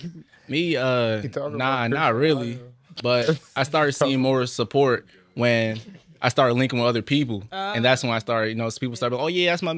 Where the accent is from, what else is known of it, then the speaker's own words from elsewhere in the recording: Mali; Oh me, I'm from Mali. You know we a rare breed. You never met a Malian before.